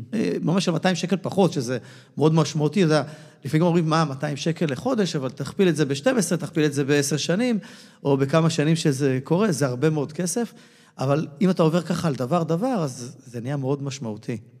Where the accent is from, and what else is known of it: Israel